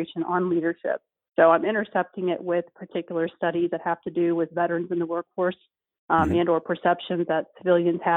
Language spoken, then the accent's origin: English; Dallas, Texas, United States; moved away as an adult; also born or lived in California; So I was born and raised in Texas, even though I've moved a lot and a lot of people know me from being in California. I'm actually from the Dallas area.